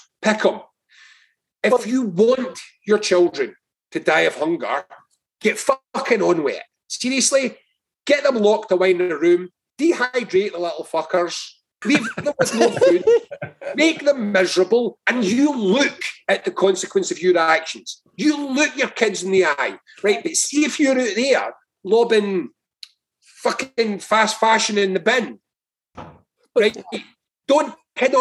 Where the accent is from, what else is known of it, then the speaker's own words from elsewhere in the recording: Lanarkshire, Scotland, United Kingdom; I'm from Lanarkshire